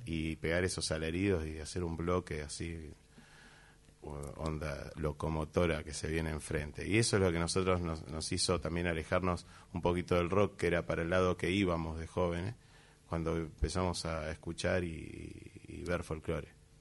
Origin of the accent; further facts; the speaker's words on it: Buenos Aires, Argentina; siendo porteños desde acá